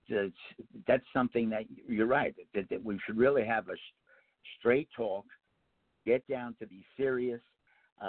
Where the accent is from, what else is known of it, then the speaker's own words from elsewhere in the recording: Bergen County, New Jersey, United States; I grew up in Bergen County, not far from where Hercules is now